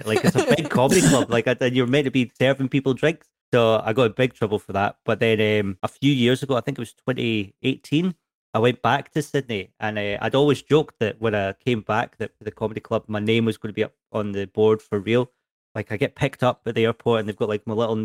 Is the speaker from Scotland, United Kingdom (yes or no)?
yes; Edinburgh, Scotland, United Kingdom; I'm from Edinburgh.